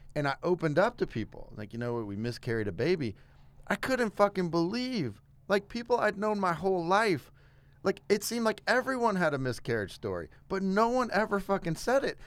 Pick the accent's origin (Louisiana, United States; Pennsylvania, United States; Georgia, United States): Louisiana, United States; South; moved away; I'm from South Louisiana originally